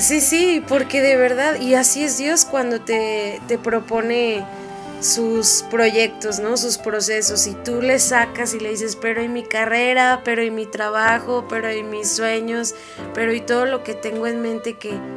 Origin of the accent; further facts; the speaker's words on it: Mexico; todos nosotros como mexicanos